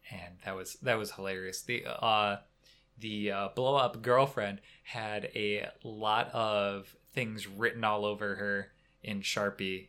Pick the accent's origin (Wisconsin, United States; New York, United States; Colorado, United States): Wisconsin, United States; we're from Wisconsin